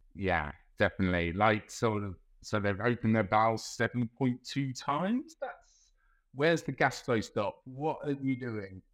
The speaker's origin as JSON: {"language": "English", "region": "London", "country": "United Kingdom", "also_born_or_lived": "Melbourne, Australia", "moved": "as an adult", "lives_now": "Geelong, Australia", "said": "originally I'm from Southeast London, uh, Brixton."}